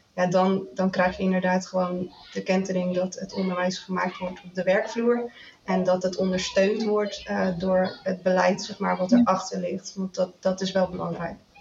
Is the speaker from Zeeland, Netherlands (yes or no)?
yes; Zeeland, Netherlands; ik kom uit Zeeland